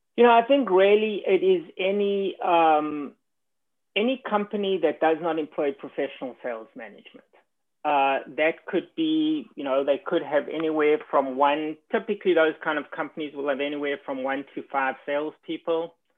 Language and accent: English; South Africa; moved away as an adult; also born or lived in New York; now in United States; I was born and educated in South Africa